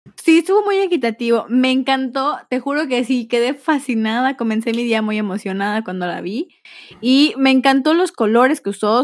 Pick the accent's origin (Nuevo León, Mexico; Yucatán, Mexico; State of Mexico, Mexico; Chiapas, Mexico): Yucatán, Mexico; accent: aporreado (Yucatecan); Mi acento aporreado